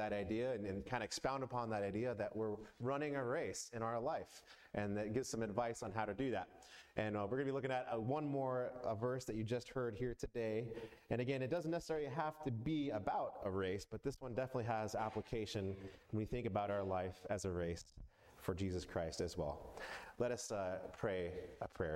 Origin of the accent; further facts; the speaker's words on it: Atlanta, Georgia, United States; I grew up mostly in Atlanta